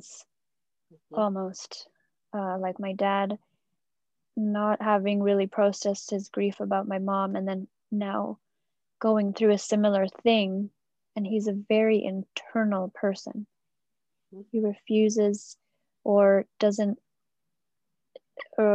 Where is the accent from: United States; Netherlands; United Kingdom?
United Kingdom; England; moved away as an adult; I moved away from England, where all my family is